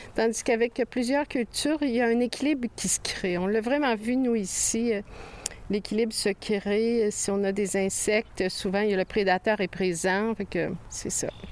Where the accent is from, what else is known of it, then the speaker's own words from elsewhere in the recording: Quebec City, Quebec, Canada; now in Saint-Jacques-le-Mineur, Canada; même si j'ai été élevée à Québec, dans la ville de Québec